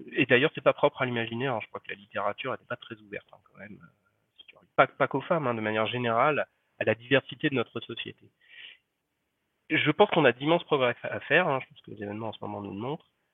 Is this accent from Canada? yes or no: no; Paris, Île-de-France, France; je suis parisien